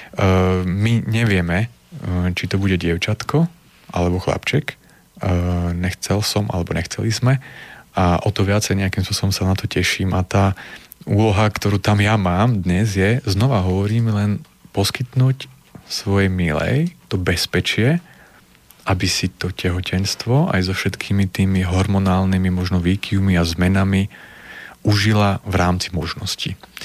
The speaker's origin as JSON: {"language": "Slovak", "town": "Prešov", "region": "Prešov Region", "country": "Slovakia", "moved": "yes", "lives_now": "Nitra, Slovakia", "said": "nepochádzam z Nitre, ale žijem v Nitre, pochádzam z Prešova"}